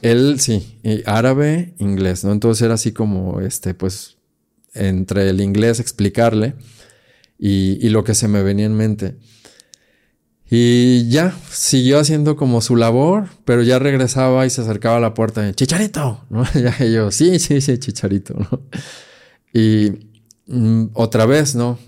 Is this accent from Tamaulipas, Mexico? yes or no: no; Guadalajara, Jalisco, Mexico; mi tierra, aquí Guadalajara